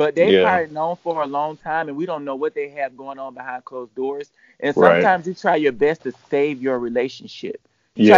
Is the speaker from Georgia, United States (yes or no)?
yes; Atlanta, Georgia, United States; we're both from Atlanta